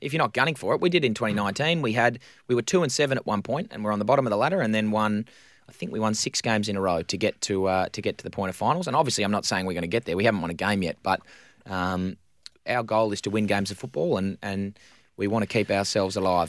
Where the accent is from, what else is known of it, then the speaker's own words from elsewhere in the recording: Victoria, Australia; moved away; growing up in Victoria